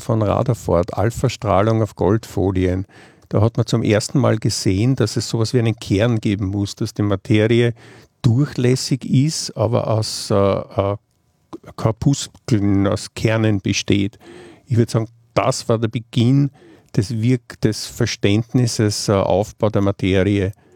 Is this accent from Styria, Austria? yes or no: no; Vienna, Austria; now in Geneva, Switzerland; Ich komme, wie man vielleicht aus meinem Dialekt hört, aus Wien.